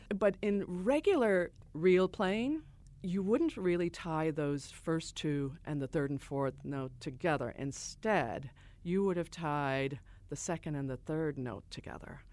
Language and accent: English; Chicago, Illinois, United States; I grew up on the South Side, as I said, and there was a great gang of people that were there that moved from Ireland including my parents